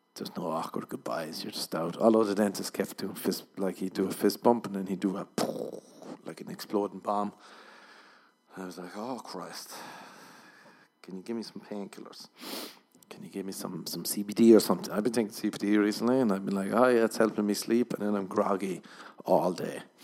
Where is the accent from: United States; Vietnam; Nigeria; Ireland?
Ireland; I'm Irish